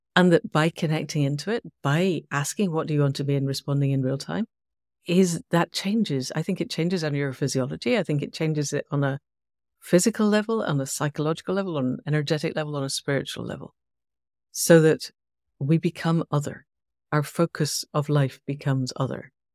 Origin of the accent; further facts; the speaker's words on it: Scotland, United Kingdom; I'm Scottish. I was in Scotland at the time.